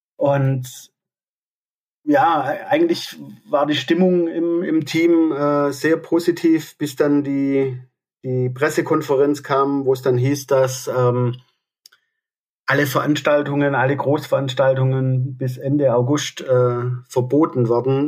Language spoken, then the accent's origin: German; Aalen, Baden-Württemberg, Germany; ich komme aus Aalen